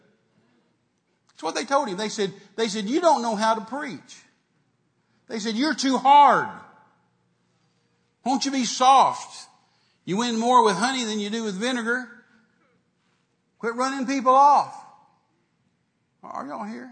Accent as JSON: {"language": "English", "region": "Texas", "country": "United States", "said": "I'm a Texan"}